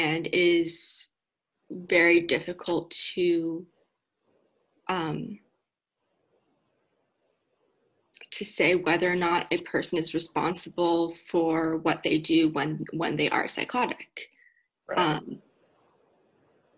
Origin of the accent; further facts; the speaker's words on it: Palo Alto, California, United States; I grew up in Palo Alto